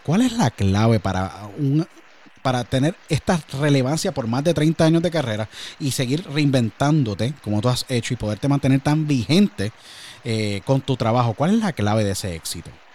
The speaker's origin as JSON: {"language": "Spanish", "country": "Puerto Rico", "moved": "yes", "said": "yo vengo de Puerto Rico igual"}